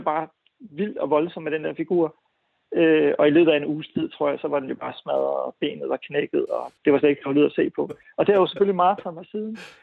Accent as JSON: {"language": "Danish", "town": "Viborg", "region": "Central Denmark Region", "country": "Denmark", "tie": "born or raised there", "said": "i Viborg, hvor jeg voksede op"}